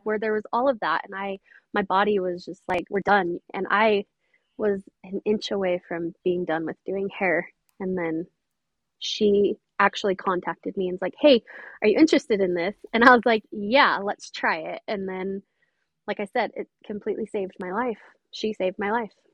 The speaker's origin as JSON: {"language": "English", "town": "St. George", "region": "Utah", "country": "United States", "said": "I am from St. George, Utah"}